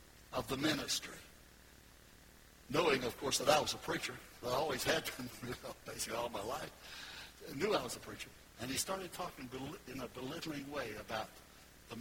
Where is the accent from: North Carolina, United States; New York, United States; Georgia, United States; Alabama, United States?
North Carolina, United States; Goldsboro; moved away as an adult; now in Florida, United States; I was up there in Goldsboro, North Carolina